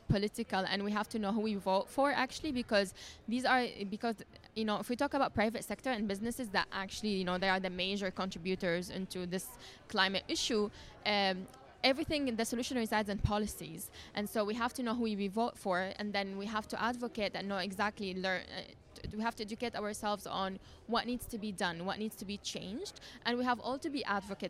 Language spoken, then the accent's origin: English; Syria; I'm from Syria